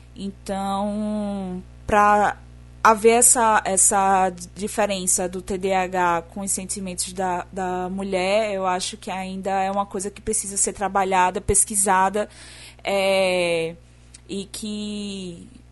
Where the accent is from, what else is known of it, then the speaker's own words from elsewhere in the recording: Northeast Region, Brazil; accent: nordestino; eu sou a garota que tem um sotaque nordestino